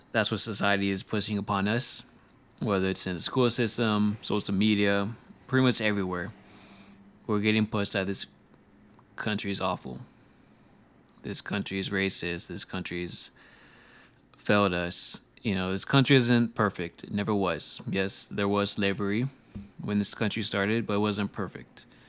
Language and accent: English; United States; As American